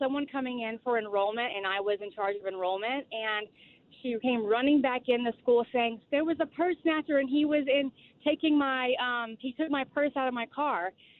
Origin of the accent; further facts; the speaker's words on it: New Orleans, Louisiana, United States; now in Powder Springs, United States; So I'm from New Orleans